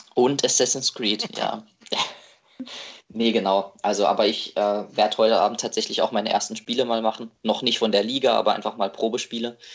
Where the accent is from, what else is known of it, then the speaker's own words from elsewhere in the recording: Baden-Württemberg, Germany; moved away as an adult; now in Marburg, Germany; also ich komme aus Baden-Württemberg, studiere in Hessen ähm, Psychologie, also in Marburg